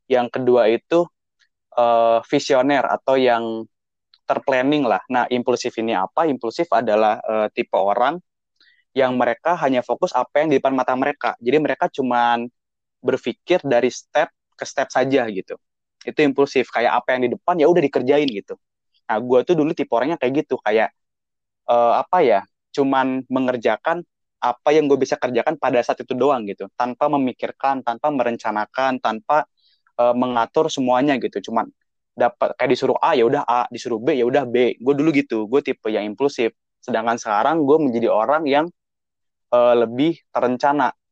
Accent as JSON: {"language": "Indonesian", "country": "Indonesia", "said": "ketika orang Jepang melihat orang Indonesia mereka lebih sering menyangka kita itu orang Filipin bukan orang Indonesia atau Malaysia tapi Filipin"}